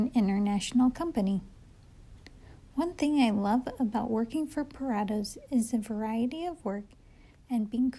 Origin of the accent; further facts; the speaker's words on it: Brazil; moved away; I grew up in Brazil